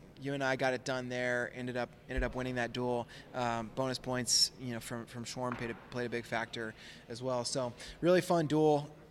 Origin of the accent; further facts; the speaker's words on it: Colorado Springs, Colorado, United States; I'm from Colorado.